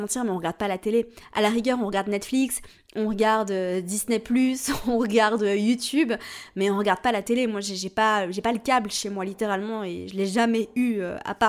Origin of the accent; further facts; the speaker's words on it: Switzerland; je suis suisse, donc je viens d'un système euh, scolaire différent